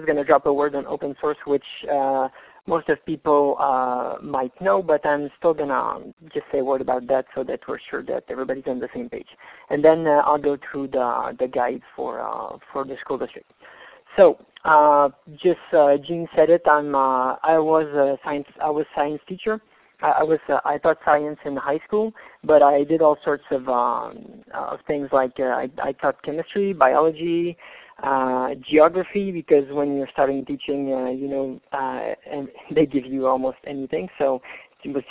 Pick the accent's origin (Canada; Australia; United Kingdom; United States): Canada; I'm from Canada, as you guessed by the accent